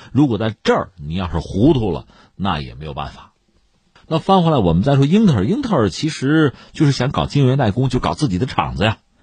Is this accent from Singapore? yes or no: no; China; 我们中国人